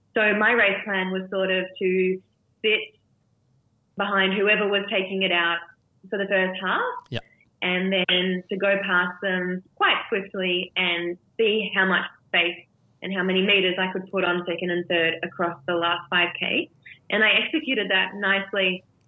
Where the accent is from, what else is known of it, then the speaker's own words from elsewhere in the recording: Melbourne, Victoria, Australia; my hometown in Melbourne